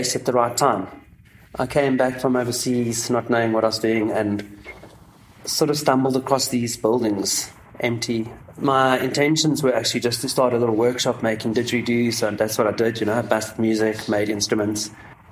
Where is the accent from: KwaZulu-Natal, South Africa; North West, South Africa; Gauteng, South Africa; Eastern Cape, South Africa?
Eastern Cape, South Africa; Grahamstown; moved away; I come from Grahamstown in the Eastern Cape, so it's quite an arty town.